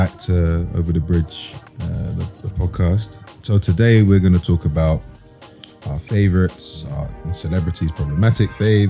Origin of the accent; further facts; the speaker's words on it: London, United Kingdom; No, I'm from East London